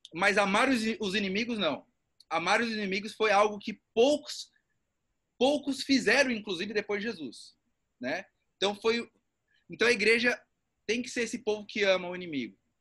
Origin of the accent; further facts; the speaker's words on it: São Paulo, Brazil; moved away; Sou de São Paulo